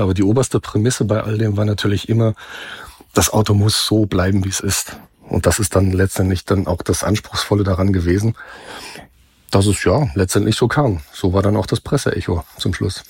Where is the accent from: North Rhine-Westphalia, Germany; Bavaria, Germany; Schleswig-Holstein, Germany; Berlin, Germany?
North Rhine-Westphalia, Germany; moved away; ich komme aus Westfalen ursprünglich